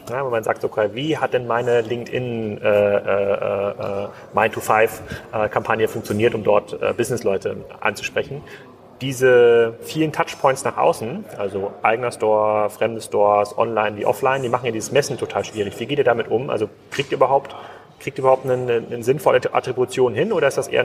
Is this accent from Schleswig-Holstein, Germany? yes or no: yes; Kiel, Schleswig-Holstein, Germany; ich komme aus Kiel, da gab es wahrscheinlich sogar in Kiel drei Läden.